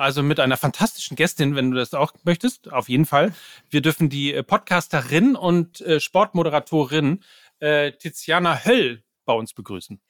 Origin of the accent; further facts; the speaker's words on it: North Rhine-Westphalia, Germany; ich komme aus Ostwestfalen